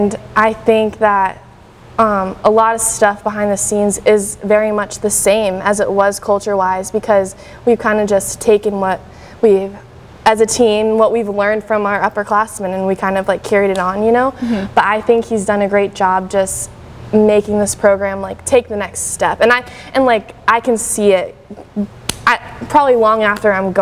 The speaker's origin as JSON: {"language": "English", "region": "Northern Virginia", "country": "United States", "moved": "yes", "lives_now": "Greenville, United States", "said": "I'm from Northern Virginia"}